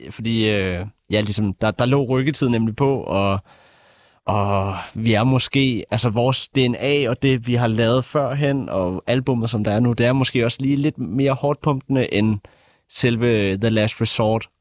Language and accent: Danish; Bornholm, Capital Region of Denmark, Denmark; os alle tre i …, vi kommer fra Bornholm, hvilket er provinsen